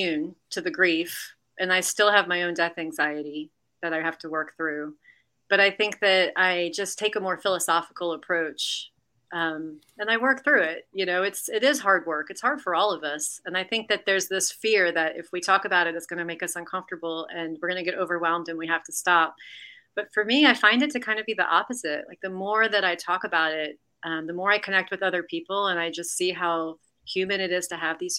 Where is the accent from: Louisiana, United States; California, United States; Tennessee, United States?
Louisiana, United States; New Orleans; I'm from New Orleans. And so I was just raised in a city where we all lean into the death culture